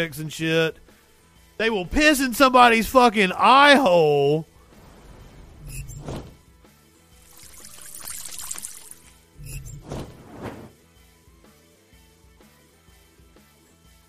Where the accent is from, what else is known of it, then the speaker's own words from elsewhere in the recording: the Bible Belt, United States; Growing up in the Bible Belt